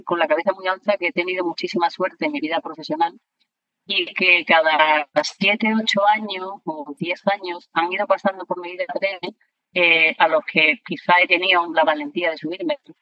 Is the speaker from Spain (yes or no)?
yes; Granada, Andalusia, Spain; also born or lived in Córdoba; yo nací en Granada, pero, pero gran parte de mi tiempo, eh, lo he vivido también en Córdoba.